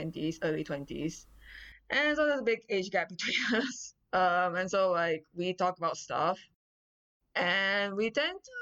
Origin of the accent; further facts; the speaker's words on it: Malaysia; moved away as an adult; now in Vancouver, Canada; I'm from Malaysia, currently in Vancouver majoring in history at UBC